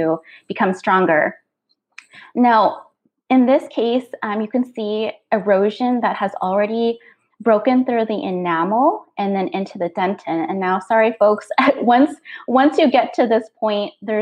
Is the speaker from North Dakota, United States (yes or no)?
yes; North Dakota, United States; I grew up calling it in North Dakota.